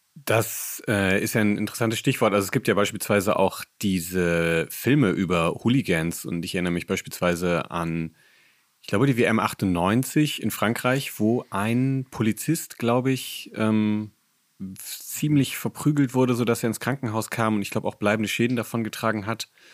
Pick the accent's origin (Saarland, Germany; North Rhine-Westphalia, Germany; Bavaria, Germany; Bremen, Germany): Bremen, Germany; Ich komme auch aus der Nähe von Bremen